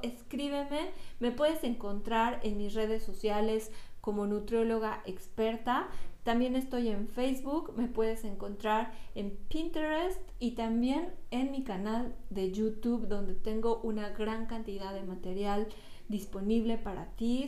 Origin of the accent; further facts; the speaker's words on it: Toluca, State of Mexico, Mexico; moved away; la ciudad de Toluca, de donde yo soy